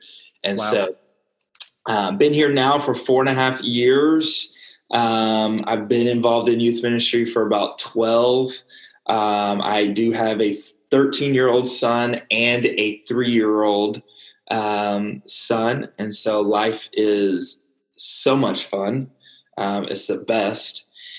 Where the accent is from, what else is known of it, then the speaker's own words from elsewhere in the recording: Dallas, Texas, United States; moved away as an adult; also born or lived in Albuquerque, New Mexico; I am from Dallas, Texas. I have grown up in church all my life.